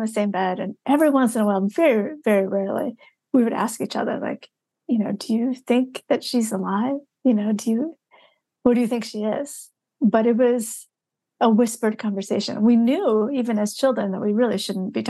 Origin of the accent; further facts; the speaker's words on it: Michigan, United States; a memoir almost 15 years ago now called Stealing Buddha's Dinner that was about, you know, growing up in Michigan